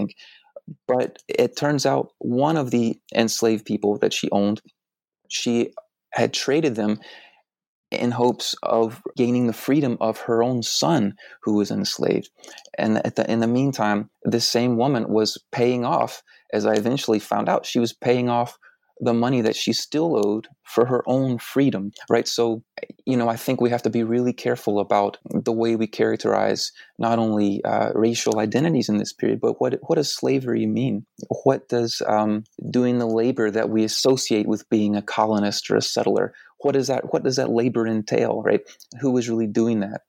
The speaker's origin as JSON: {"language": "English", "region": "Deep South", "country": "United States", "said": "I'm from the Deep South"}